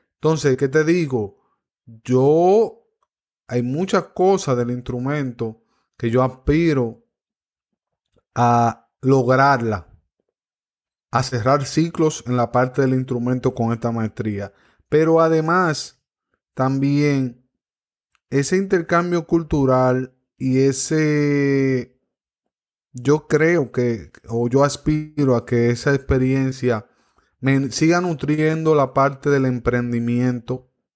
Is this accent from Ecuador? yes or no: no; Cotuí, Sánchez Ramírez, Dominican Republic; mi pueblo, Cotuí